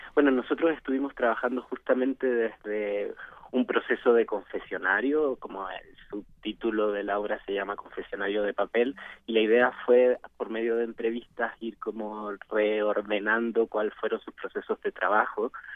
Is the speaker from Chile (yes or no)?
yes; Chile; now in Mexico; yo soy chileno también